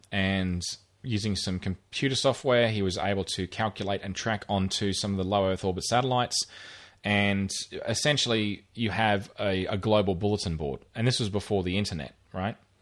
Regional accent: Rockhampton, Queensland, Australia; where I grew up in Rockhampton

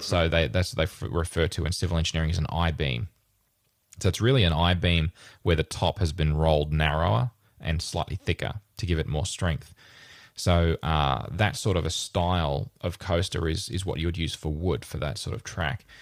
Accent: Rockhampton, Queensland, Australia; born or raised there; now in Brisbane, Australia

